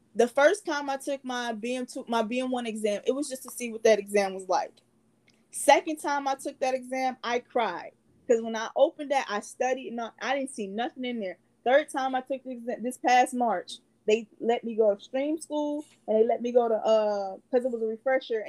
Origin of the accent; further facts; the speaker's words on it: Cleveland, Ohio, United States; moved away; We're both from Cleveland, Ohio